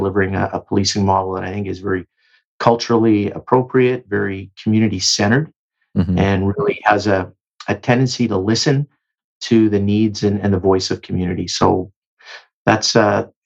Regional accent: Delta, British Columbia, Canada; moved away; My formative years were spent in the Lower Mainland in BC. It was, again, a great place to grow up. The community that I grew up in Delta

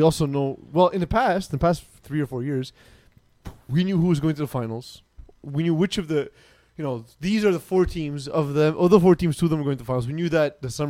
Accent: Canada; we're Canadian

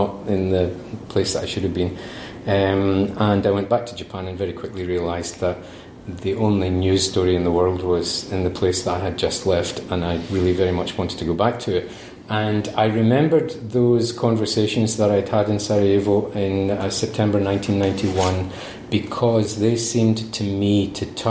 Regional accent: Glasgow, Scotland, United Kingdom; I come from Glasgow

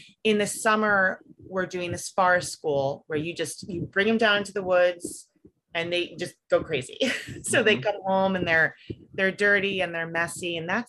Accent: New York, United States; also born or lived in Washington, D.C. suburbs; now in Western Pennsylvania, United States; I'm from like the New York suburbs and the DC suburbs.

